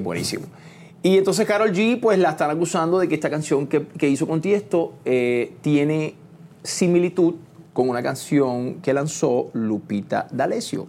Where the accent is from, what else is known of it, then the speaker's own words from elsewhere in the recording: Trujillo Alto, Puerto Rico; moved away; also born or lived in Santurce, San Juan, Puerto Rico / Miami; me crié en Puerto Rico, en el campo, en Trujillo Alto